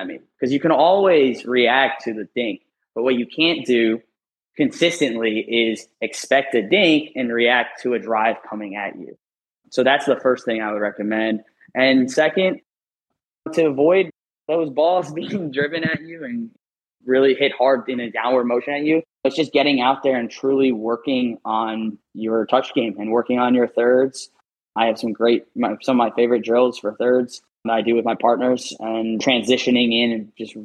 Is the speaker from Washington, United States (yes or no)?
no; New York, United States; moved away; being a former northerner, I'm from New York